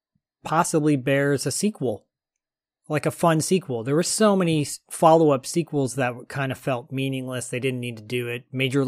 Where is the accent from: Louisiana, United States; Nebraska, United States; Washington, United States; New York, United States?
New York, United States; I get these things. I'm from New York.